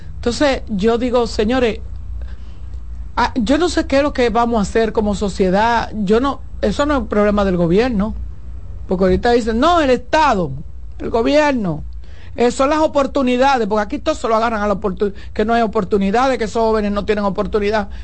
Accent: Santo Domingo, Distrito Nacional, Dominican Republic; en el ensanche Luperón, donde yo nací y me crié

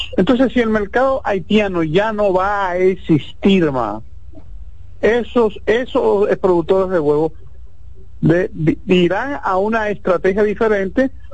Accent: Dominican Republic; yo soy un dominicano de 48 años

